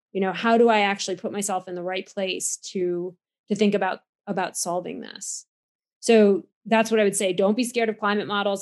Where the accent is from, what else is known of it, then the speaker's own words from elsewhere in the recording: United States; now in Cambridge, United Kingdom; you can hear from my accent that I'm from America, so I do try to get home to see my my family from time to time